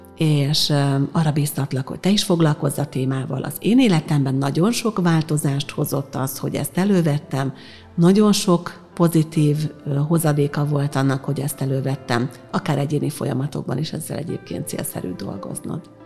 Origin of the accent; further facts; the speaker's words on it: Hungary; én egyébként magyar vagyok.